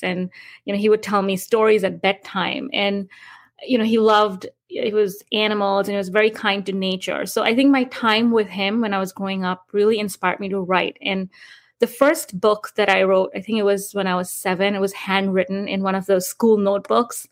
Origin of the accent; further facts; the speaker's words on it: India; moved away as an adult; also born or lived in New York, United States; now in Florida, United States; I grew up in India and moved to New York in 2005 to pursue my higher education at Columbia University